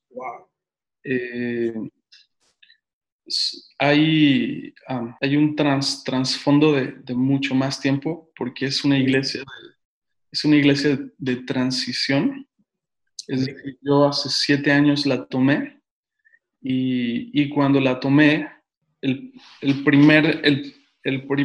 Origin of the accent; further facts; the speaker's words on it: Mexico City, Mexico; No, soy, soy de la Ciudad de México.